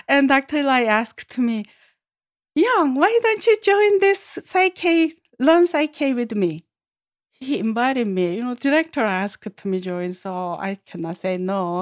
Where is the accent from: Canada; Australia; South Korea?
South Korea; Seoul; English is a second language; moved away; Born in Seoul, born and grown up and lived there all my life in city